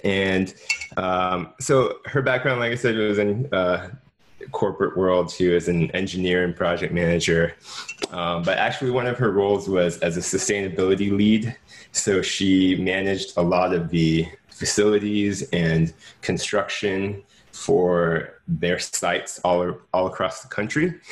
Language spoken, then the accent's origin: English; Jacksonville, Florida, United States; also born or lived in Washington, D.C.; Jacksonville, Florida, which is my hometown